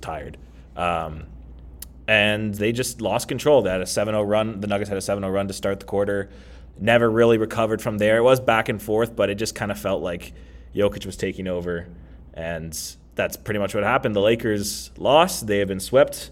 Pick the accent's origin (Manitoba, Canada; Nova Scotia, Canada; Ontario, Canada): Ontario, Canada; Kitchener; I'm from Kitchener-Waterloo